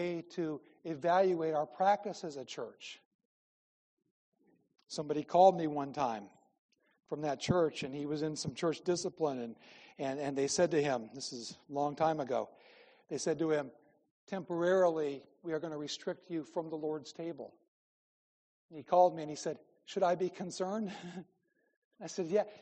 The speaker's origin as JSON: {"language": "English", "region": "Midwest", "country": "United States", "tie": "born or raised there", "moved": "as an adult", "said": "I grew up in the Midwest"}